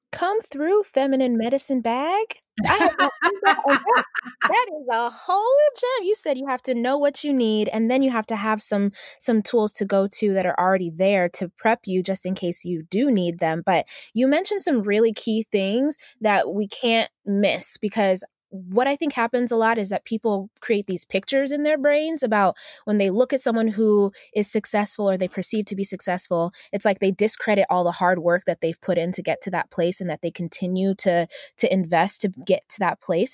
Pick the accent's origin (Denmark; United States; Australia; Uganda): Uganda; moved away; I'm, I'm originally from Uganda, so I'm African